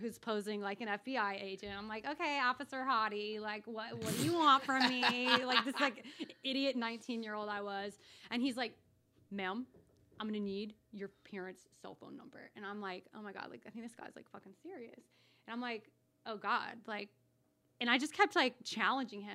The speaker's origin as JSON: {"language": "English", "region": "South Carolina", "country": "United States", "accent": "twang", "said": "I'm from South Carolina. You don't hear a little twang in my voice."}